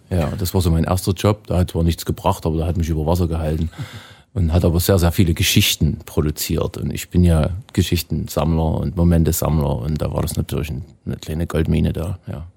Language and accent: German; Erzgebirge, Saxony, Germany; moved away as an adult; now in Canada; wir waren 300 Meter unter meiner Heimatstadt